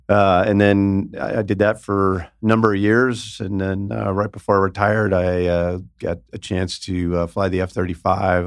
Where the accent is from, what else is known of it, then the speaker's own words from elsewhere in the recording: Northern California Bay Area, United States; now in Las Vegas, United States; I'm from the Northern California Bay Area